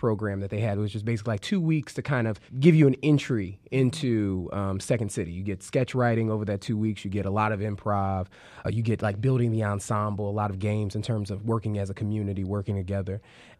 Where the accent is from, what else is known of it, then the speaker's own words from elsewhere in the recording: Chicago, Illinois, United States; I'm from the South Side of Chicago, still live on the South Side of Chicago